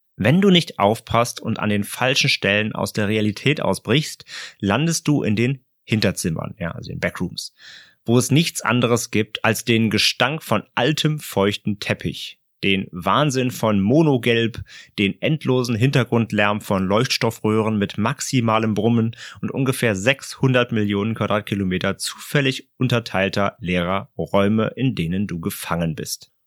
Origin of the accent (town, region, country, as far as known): Germany